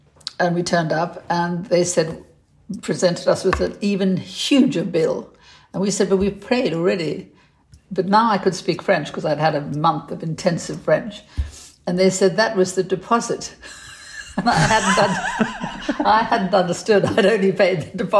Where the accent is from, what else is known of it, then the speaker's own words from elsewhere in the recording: South Africa; now in United Kingdom; But I was brought up in South Africa, and we had a cook